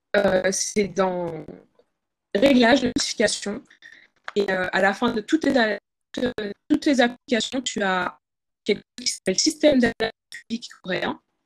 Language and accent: French; France; moved away as an adult; now in Seoul, South Korea; en tant que Française